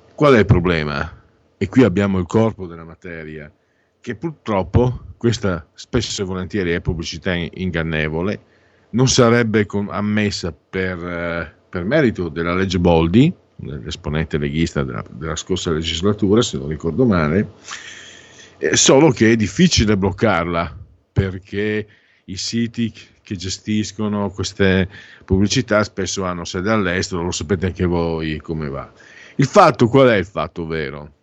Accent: Friuli-Venezia Giulia, Italy; moved away; io vengo dal Friuli

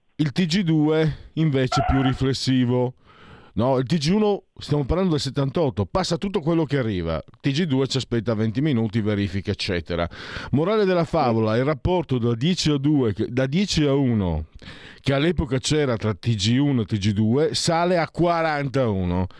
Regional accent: Venice area, Veneto, Italy

